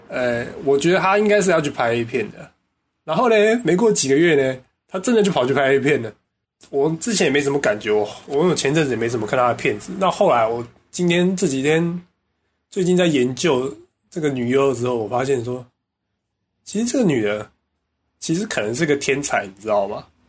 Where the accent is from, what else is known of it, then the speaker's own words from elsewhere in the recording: Taiwan; 我们台湾人过新年是最重要的